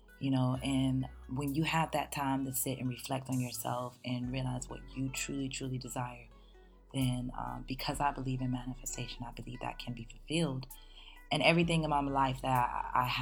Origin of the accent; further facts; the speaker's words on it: West Palm Beach, Florida, United States; also born or lived in Hollywood, Florida; I am specifically from South Florida. I was born in Hollywood, Florida. Shout out to Hollywood, you know. And I was raised in West Palm Beach and Pompano